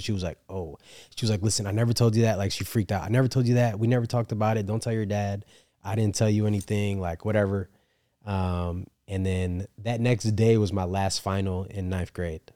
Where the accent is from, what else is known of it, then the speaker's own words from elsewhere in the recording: upstate New York, United States; I'm from New York, upstate New York, so not the city